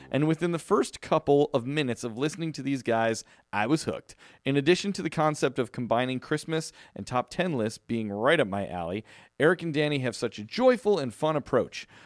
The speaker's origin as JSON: {"language": "English", "town": "Chicago", "region": "Illinois", "country": "United States", "tie": "born or raised there", "moved": "yes", "lives_now": "Southern California, United States", "said": "growing up in Chicago"}